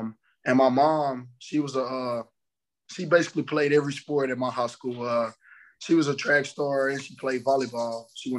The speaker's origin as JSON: {"language": "English", "town": "Orange", "region": "Texas", "country": "United States", "tie": "born or raised there", "moved": "as an adult", "lives_now": "Memphis, United States", "said": "I'm from Orange, Texas, 409 Texas, right on the Texas-Louisiana border."}